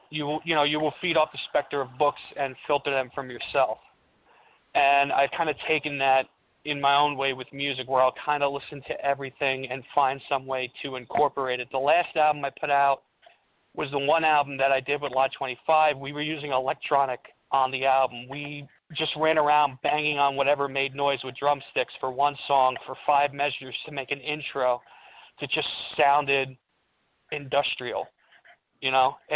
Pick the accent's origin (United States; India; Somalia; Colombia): Colombia; born there; Uh, you know, I'm also raised in an Italian American house, even though I was born in Colombia. So I listen to Latin music.